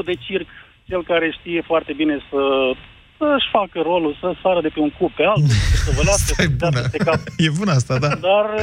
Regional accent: Mediaș, Sibiu County, Romania; Era vorba renumită că vin de lângă Sibiu, sunt din Mediaș.

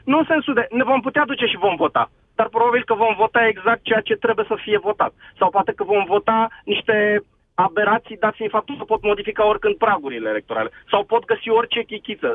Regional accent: Brașov, Brașov County, Romania; sunt din Brașov

